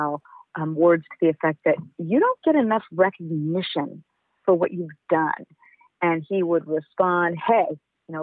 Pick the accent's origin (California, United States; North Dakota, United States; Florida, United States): California, United States; Los Angeles; also born or lived in Berkeley; I grew up in Los Angeles